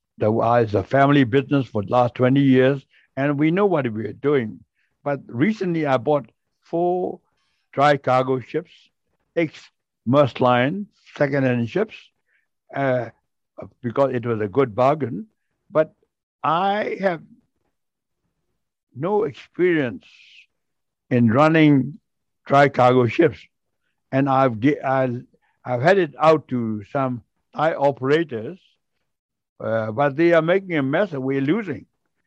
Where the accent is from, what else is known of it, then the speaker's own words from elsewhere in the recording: Singapore; And I explained to her that I am from Singapore.